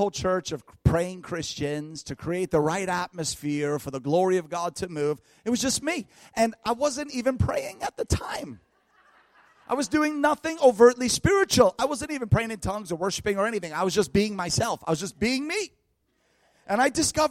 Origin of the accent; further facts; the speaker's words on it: New York, United States; now in North Carolina, United States; New York, where I was from, where I lived for years. Now I'm in North Carolina